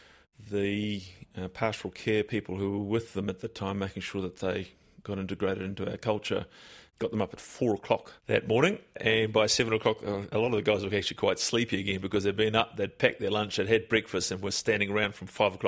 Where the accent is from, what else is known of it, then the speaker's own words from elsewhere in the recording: South Africa; moved away; As a South African, I'm particularly sensitive. We moved to this country in 77 before it became a necessity to leave South Africa.